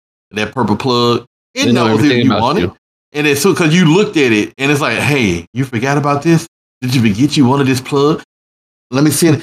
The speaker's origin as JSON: {"language": "English", "country": "United States", "said": "I'm not African. I'm American"}